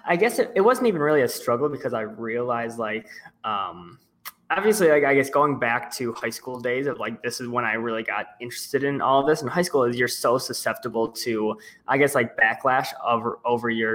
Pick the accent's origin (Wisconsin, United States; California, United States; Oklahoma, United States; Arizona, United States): Wisconsin, United States; Milwaukee; I'm from Milwaukee, Wisconsin in the States.